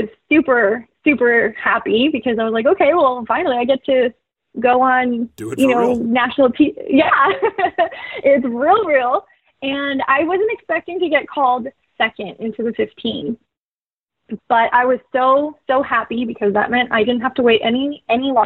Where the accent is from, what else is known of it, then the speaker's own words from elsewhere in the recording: McAllen, Texas, United States; moved away as an adult; also born or lived in New Mexico; my hometown of McAllen